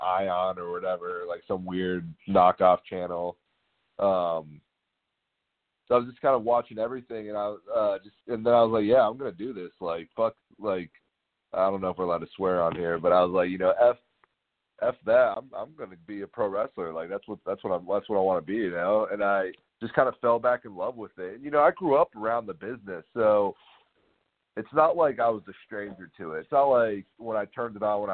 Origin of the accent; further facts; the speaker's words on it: Northern Virginia, United States; moved away as an adult; also born or lived in Texas; I'm originally from Northern Virginia. So, yeah, so I moved back to Northern Virginia